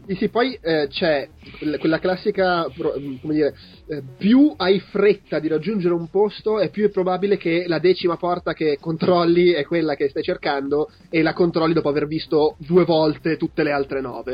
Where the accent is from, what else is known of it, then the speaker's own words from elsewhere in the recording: Italy; Io sono del, ah, io sono dell'Italia.